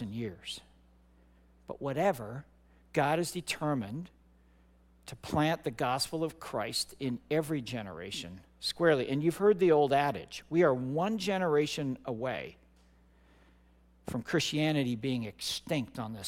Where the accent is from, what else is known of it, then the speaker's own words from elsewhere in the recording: Midwest, United States; moved away as an adult; now in New Jersey, United States; I'm not from here originally. I grew up in the Midwest.